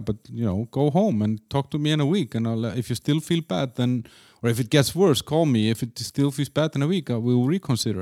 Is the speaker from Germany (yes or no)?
no; Iceland; also born or lived in Denmark; now in Prague, Czechia; I'm from Iceland, then I lived in Denmark